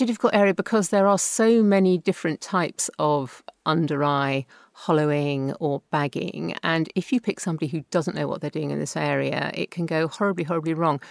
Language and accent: English; England, United Kingdom; being English, not Welsh